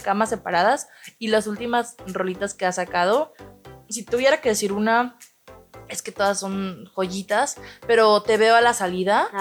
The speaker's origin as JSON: {"language": "Spanish", "town": "Tepic", "region": "Nayarit", "country": "Mexico", "said": "aquí nosotros somos de Tepic Nayarit"}